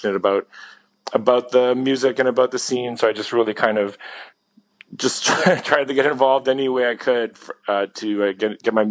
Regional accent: Ontario, Canada; also born or lived in London, United Kingdom; now in Toronto, Canada; I'm based in Toronto. I mean, I'm from Ontario, which is a province in Canada. I'm not too far from Toronto

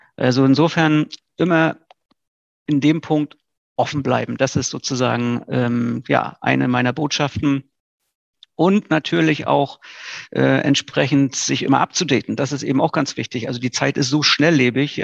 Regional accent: Greifswald, Mecklenburg-Vorpommern, Germany; also born or lived in Rostock; Greifswald ist eine tolle Stadt. Mitten in Vorpommern, ähm, ist natürlich auch meine Geburtsstadt, meine Heimatstadt

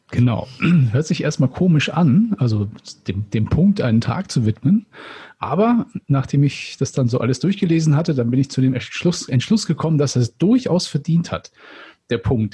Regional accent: Northern Germany, Germany; als Norddeutscher

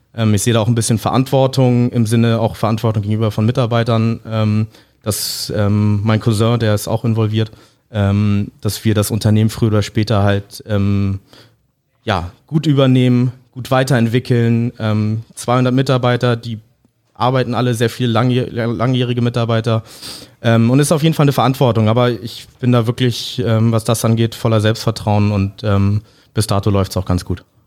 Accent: Hamburg, Germany; mit äh, Englisch und Deutsch aufgewachsen und auch in Hamburg aufgewachsen

